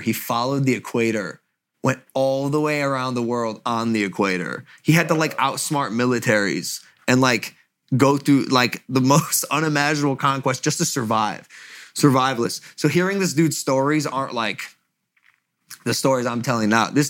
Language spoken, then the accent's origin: English; Ohio, United States; I'm from Ohio